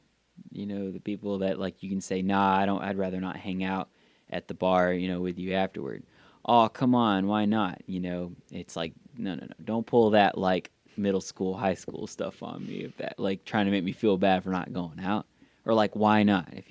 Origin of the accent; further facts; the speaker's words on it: the South of the US, United States; accent: southern; sometimes the southern comes out of me.